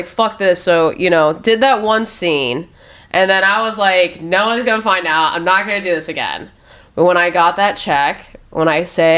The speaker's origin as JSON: {"language": "English", "town": "Omaha", "region": "Nebraska", "country": "United States", "moved": "yes", "lives_now": "Los Angeles, United States", "said": "I'm from Omaha, Nebraska originally"}